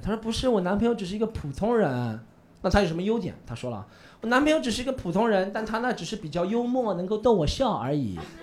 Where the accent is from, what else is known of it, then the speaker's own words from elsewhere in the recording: Shanghai, China; 我是一个可爱的上海人